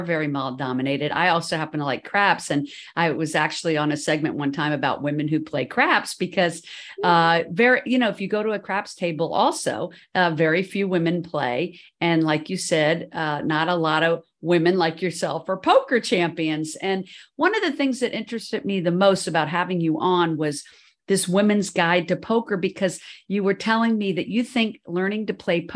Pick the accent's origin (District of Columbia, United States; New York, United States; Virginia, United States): District of Columbia, United States; Washington; I actually am from DC